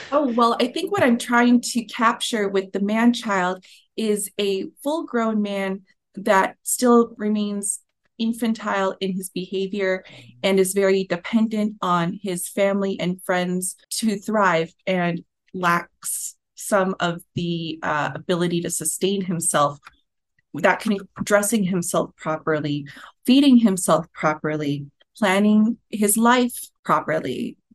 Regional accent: United States; i think we should just look back to our cinematic history as an American people

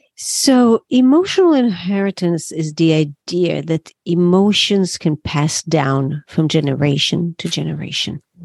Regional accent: Israel; moved away as an adult; now in New York City, United States; that's where I was born

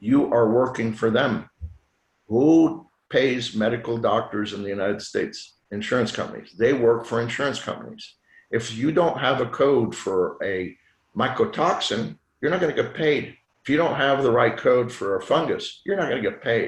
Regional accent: Lausanne, Vaud, Switzerland; first language French; English is a second language; now in Houston, United States; I did all my education in Lausanne, Switzerland, which is the French part of Switzerland. So my first language is French, not English.

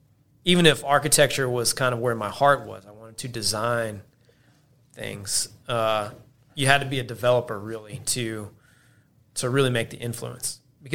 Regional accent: Hoover, Alabama, United States; So yeah, I'm from Birmingham. Yep. Grew up in Hoover.

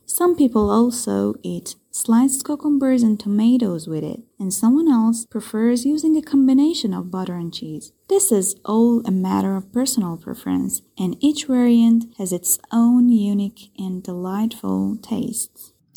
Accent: Iran; I'm from Iran

